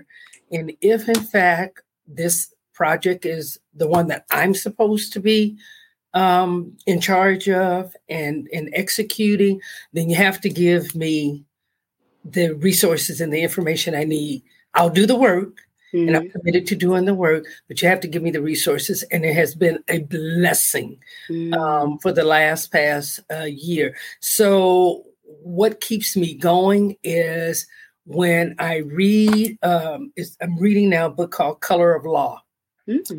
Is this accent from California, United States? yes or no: yes; Los Angeles, California, United States; I'm a native California, born and raised in Los Angeles